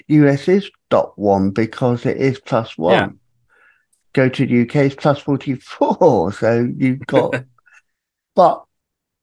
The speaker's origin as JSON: {"language": "English", "country": "United Kingdom", "said": "I'm British but live in the American way"}